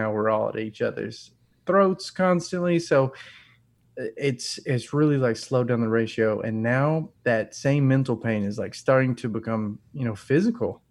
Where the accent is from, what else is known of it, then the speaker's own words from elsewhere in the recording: North Alabama, United States; I grew up in North Alabama